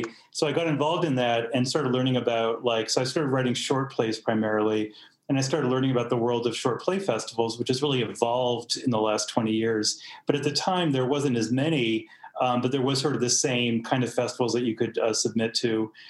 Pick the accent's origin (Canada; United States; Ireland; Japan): United States; Boston, Massachusetts; also born or lived in Provincetown, Massachusetts; now in Santa Fe, United States; I live in Santa Fe, New Mexico, originally from Boston, Massachusetts.